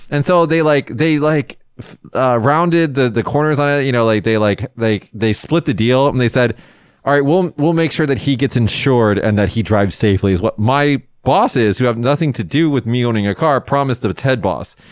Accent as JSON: {"language": "English", "country": "United States", "moved": "as an adult", "lives_now": "Japan", "said": "I'm American"}